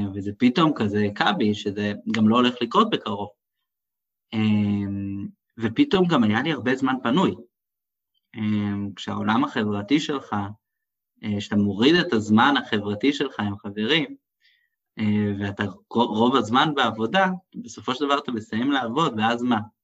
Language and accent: Hebrew; Israel; אני שאני באתי מישראל